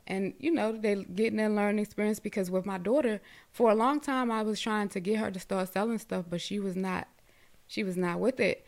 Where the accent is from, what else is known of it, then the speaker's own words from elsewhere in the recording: Baltimore, Maryland, United States; I'm originally from Baltimore